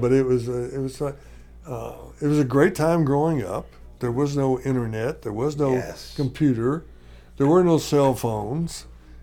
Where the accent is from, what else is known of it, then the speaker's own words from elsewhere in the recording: Kentucky, United States; moved away as an adult; also born or lived in Bowling Green, Kentucky; now in San Diego, United States; where I grew up in Kentucky, leaving, going to Cleveland